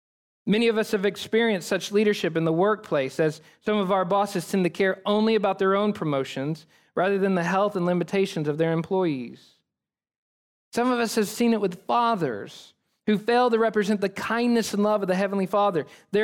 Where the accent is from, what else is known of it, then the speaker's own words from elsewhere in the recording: United States; we as American people